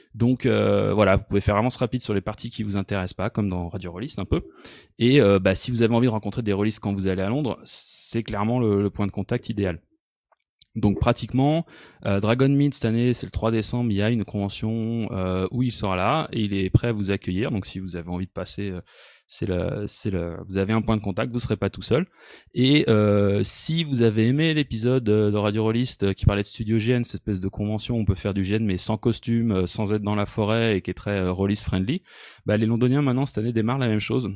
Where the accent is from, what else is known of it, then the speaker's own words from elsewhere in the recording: France; moved away as an adult; also born or lived in United States; now in Switzerland; j'ai quitté la France en quatre-vingt-dix-neuf